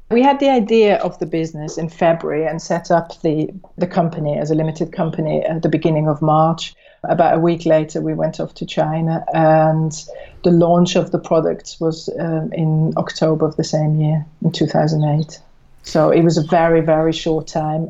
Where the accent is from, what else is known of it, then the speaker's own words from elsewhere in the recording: Switzerland; now in United Kingdom; I'm from Switzerland originally